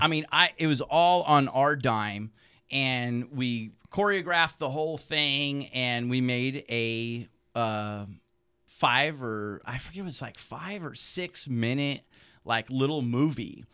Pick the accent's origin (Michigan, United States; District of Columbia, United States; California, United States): California, United States; Solano County; I grew up in Solano County on the other side of the hills